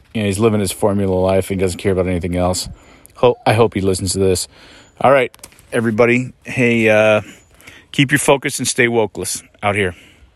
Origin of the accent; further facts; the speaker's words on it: Mount Rainier, Washington, United States; the folks that I grew up with around Mount Rainier